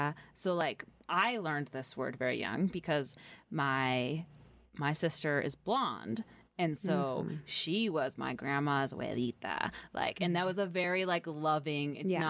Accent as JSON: {"language": "English", "region": "California", "country": "United States", "tie": "born or raised there", "moved": "yes", "lives_now": "Idaho, United States", "said": "growing up in California"}